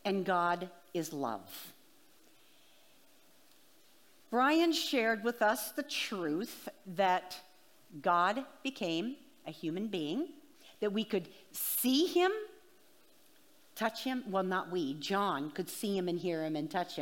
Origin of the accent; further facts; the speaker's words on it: Washington, United States; moved away as an adult; now in Boston, United States; I am from Washington State, and I lived there for 37 years